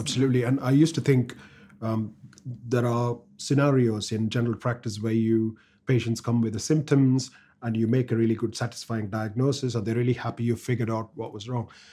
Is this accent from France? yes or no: no; India; first language Tamil; English is a second language; moved away as an adult; now in United Kingdom; English is not my first language. I used to speak Tamil